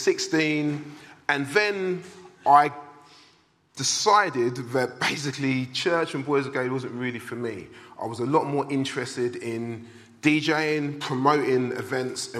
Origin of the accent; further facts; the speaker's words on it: London, United Kingdom; I was brought up in Southeast London, in a place called Blackheath, which is between Greenwich and Lewisham Borough